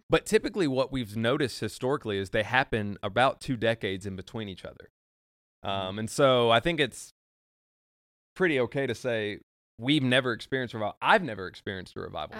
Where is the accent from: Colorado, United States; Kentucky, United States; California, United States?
Kentucky, United States; Nicholasville; I'm from Nicholasville